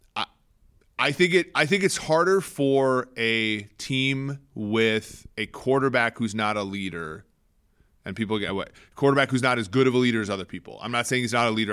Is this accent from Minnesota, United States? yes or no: yes; Minnesota, United States; I'm from Minnesota